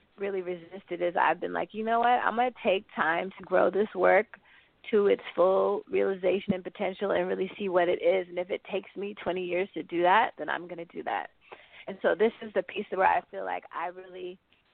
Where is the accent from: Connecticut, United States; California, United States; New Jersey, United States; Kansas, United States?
California, United States; the Bay Area; born or raised there; now in Brooklyn, United States